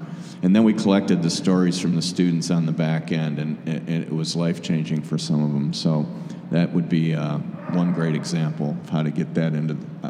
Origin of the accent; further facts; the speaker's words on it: Michigan, United States; moved away as an adult; now in Chicago, United States; I grew up outside of Michigan and moved down here out of college and never looked back.